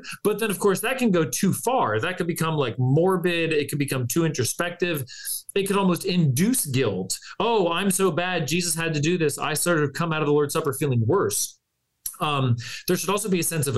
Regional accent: California, United States; moved away; as a Californian, I have at least some West Coast credibility left in me somewhere

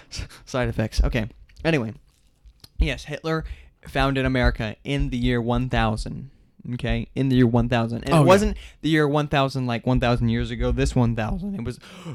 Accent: Pennsylvania, United States; now in Germany; Well, I'm originally from Pennsylvania, but I moved to Germany near the beginning.

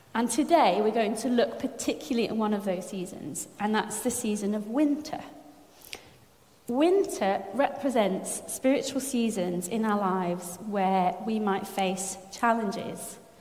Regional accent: France; moved away; I was brought up in France.

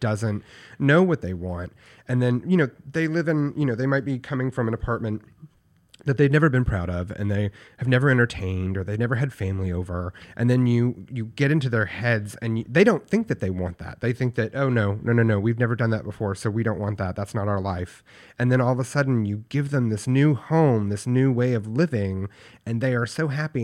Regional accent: Paris, Texas, United States; I grew up in Paris, Texas, which is a very, very small town in, in backwoods Texas.

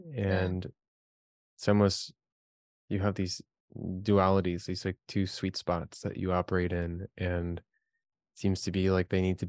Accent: Chicago, Illinois, United States; we're from Chicago

